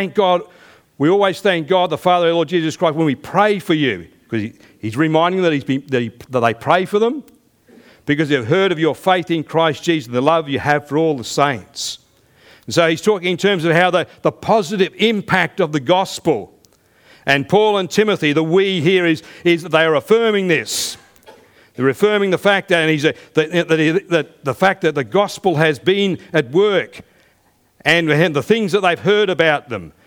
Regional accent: United Kingdom; now in Australia; I still have citizenship back where I was born in the United Kingdom, but I'm also a citizen of this country

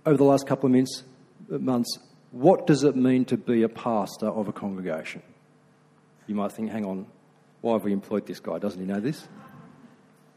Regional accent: Australia; I'm being very Aussie

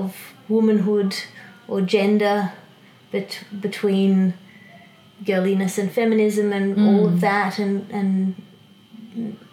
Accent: Australia; I'm from Australia. I know I'm from Australia. I grew up in Australia.

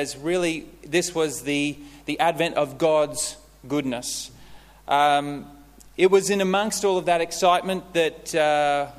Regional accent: Queensland, Australia; moved away as an adult; also born or lived in Melbourne; Originally, we're from Queensland, and we came down to Melbourne for me to complete my studies

